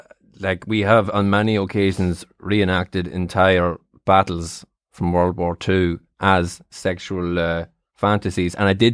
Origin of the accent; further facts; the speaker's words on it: Midlands, United Kingdom; You know well, I'm from the Midlands. I've never seen the sea.